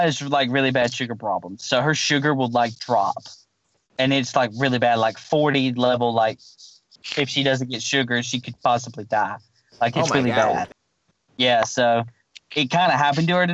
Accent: Mississippi, United States; moved away as an adult; also born or lived in Alabama; now in Texas, United States; We moved from Alabama to Mississippi

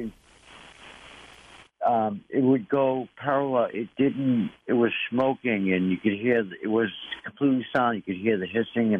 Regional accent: Salem, New Hampshire, United States; also born or lived in White Mountains, New Hampshire; I'm from Salem, New Hampshire, and I live close to a place called the American Stonehenge

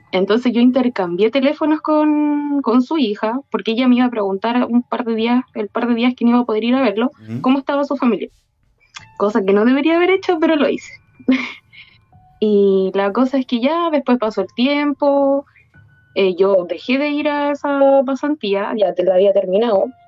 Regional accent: Maipú, Santiago Metropolitan Region, Chile; Yo soy de Chile

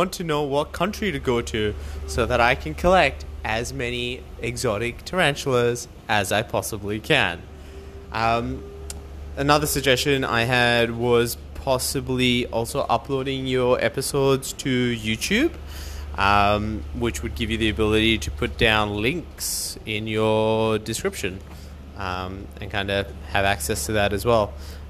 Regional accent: Australia; I'm from Australia

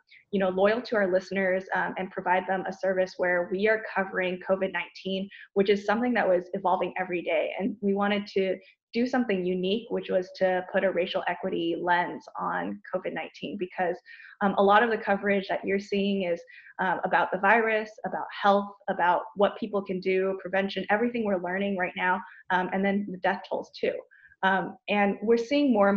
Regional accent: Silicon Valley, California, United States; moved away as an adult; now in St. Louis, United States; I grew up in Silicon Valley, a pretty wealthy area full of Asian and Asian

